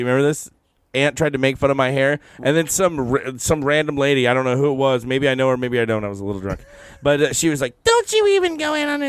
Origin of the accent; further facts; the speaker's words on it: Southeast Texas, United States; I'm actually from Southeast Texas.